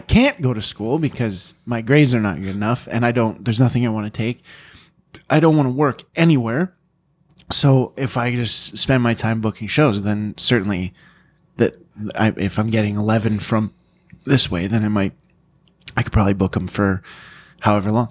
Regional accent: London, Ontario, Canada; born or raised there

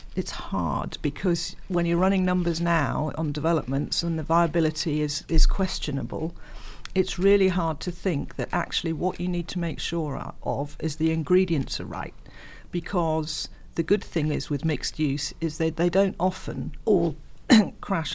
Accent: Reading, South East England, United Kingdom; I come from Reading

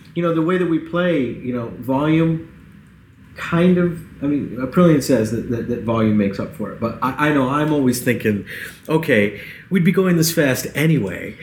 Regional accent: Central New York, United States; I'm from Central New York

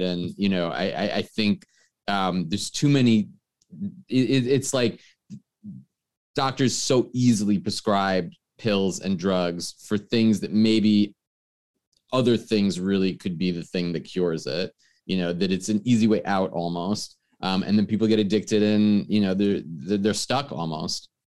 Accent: New York, United States; I'm from New York.

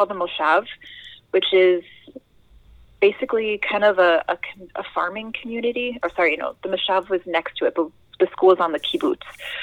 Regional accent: Minnesota, United States; also born or lived in New Haven, Connecticut / Israel; I really feel very Midwestern, because I've lived here longer than I've ever lived anywhere else

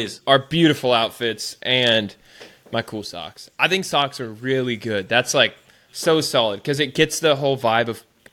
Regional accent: South Dakota, United States; I am from the Midwest

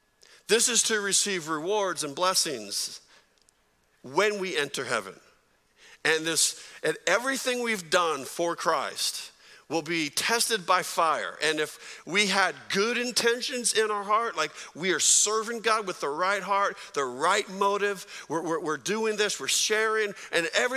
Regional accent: San Jose, California, United States; I grew up in San Jose, California

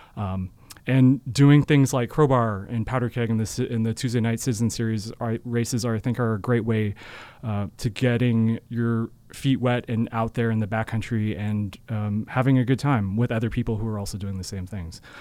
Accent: Seattle, Washington, United States; moved away as an adult; also born or lived in Utah; now in Cache Valley, United States; I'm originally from Seattle and, um, I grew, was fortunate enough to grow up skiing

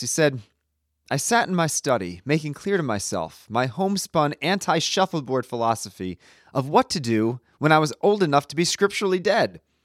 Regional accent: United States; also born or lived in Italy; as an American

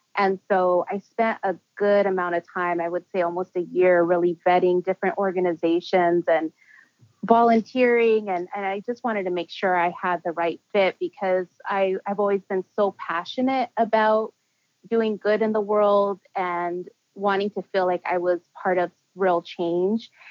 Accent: Los Angeles, California, United States; also born or lived in San Francisco; I was born in San Francisco, but I do consider myself a native Angelino because my parents were there for just a year.

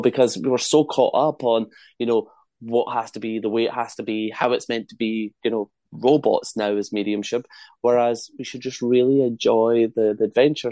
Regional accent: Scotland, United Kingdom; accent: Scottish; my Scottish accent

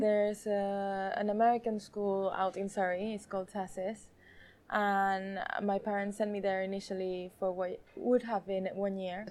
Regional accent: Mallorca, Balearic Islands, Spain; moved away as an adult; now in London, United Kingdom

